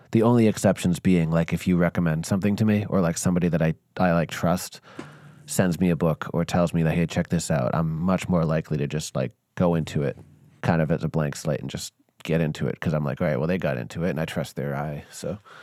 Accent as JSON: {"language": "English", "region": "Northeast", "country": "United States", "tie": "born or raised there", "said": "me being born and raised in the Northeast"}